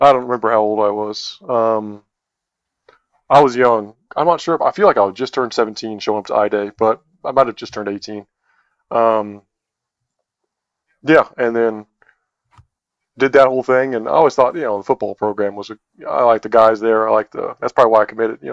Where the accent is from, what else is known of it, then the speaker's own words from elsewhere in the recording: Albuquerque, New Mexico, United States; I was from Albuquerque